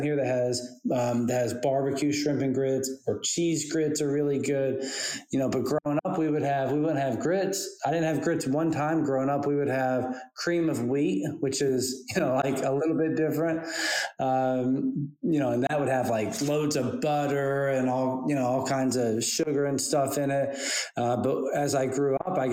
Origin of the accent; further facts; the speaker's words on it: Western North Carolina, United States; now in Summerville, United States; I grew up in Western North Carolina